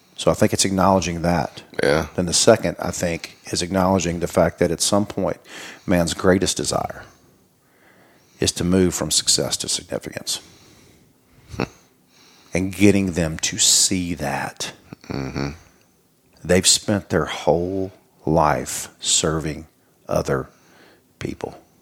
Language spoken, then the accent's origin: English; Mobile, Alabama, United States; moved away; also born or lived in Hattiesburg; I am from Mobile. It's the birthplace of Mardi Gras.